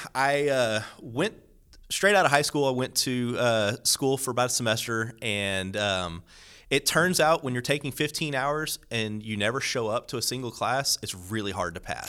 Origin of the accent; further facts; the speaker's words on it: Corpus Christi, Texas, United States; moved away as an adult; also born or lived in Robstown, Texas / San Antonio, Texas; now in Houston, United States; I'm originally from Corpus Christi, South Texas, about four hours south of here. I grew up in a rather small Catholic parish